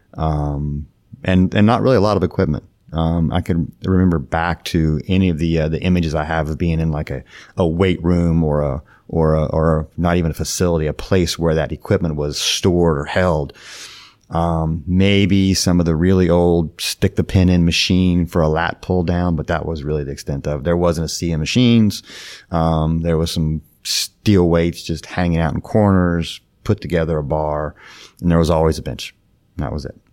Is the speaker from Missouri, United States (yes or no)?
no; Ohio, United States; also born or lived in West Virginia / South Florida; now in Palm Beach Gardens, United States; born and raised in Ohio